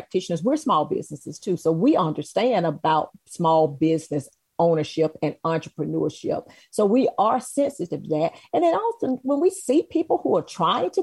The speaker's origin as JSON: {"language": "English", "town": "Macon", "region": "Georgia", "country": "United States", "tie": "born or raised there", "moved": "yes", "said": "So I'm originally born and raised in Macon, Georgia."}